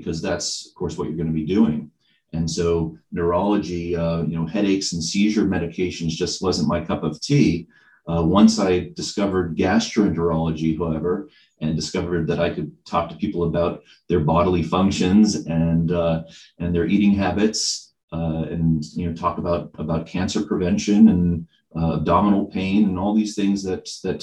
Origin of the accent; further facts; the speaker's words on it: Lexington, Massachusetts, United States; moved away as an adult; now in Bennington, United States; I grew up in the Boston suburbs. Actually grew up in Lexington, Massachusetts, birthplace of America's freedom